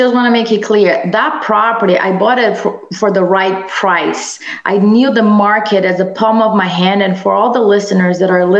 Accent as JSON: {"language": "English", "country": "Brazil", "tie": "born or raised there", "second_language": "English", "moved": "as an adult", "lives_now": "United States", "said": "I was born and raised in Brazil and I came to the US for my master's degree."}